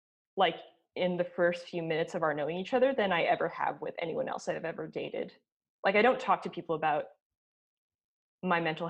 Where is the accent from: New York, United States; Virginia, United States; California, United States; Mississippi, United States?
New York, United States; I'm a New Yorker